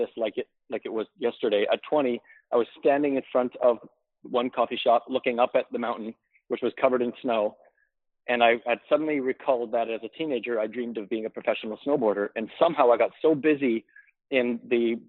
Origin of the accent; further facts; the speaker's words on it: North Vancouver, British Columbia, Canada; I grew up in North Vancouver